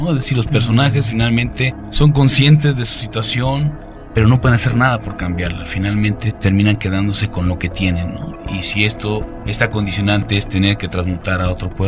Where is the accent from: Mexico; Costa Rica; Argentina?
Mexico; Baja California Sur; yo tengo un nexo muy cercano con Zacatecas, yo soy norteño, soy